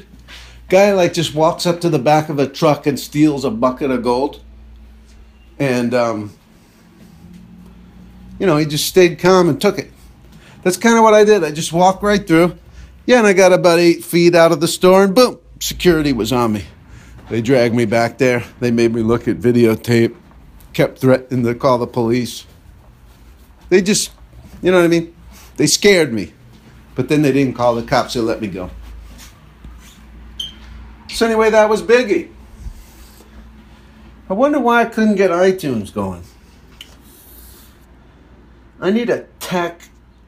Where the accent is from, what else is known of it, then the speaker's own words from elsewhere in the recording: New Jersey, United States; a store in my hometown there in New Jersey.